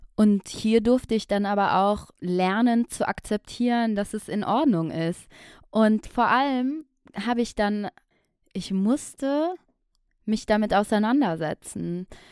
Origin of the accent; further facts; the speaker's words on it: Aachen, North Rhine-Westphalia, Germany; now in Düsseldorf, Germany; ich bin in Aachen geboren und aufgewachsen